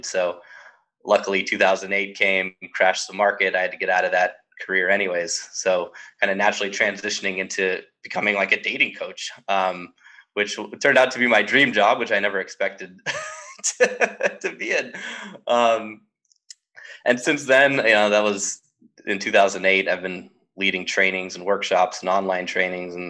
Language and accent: English; Southern California, United States; growing up in Southern California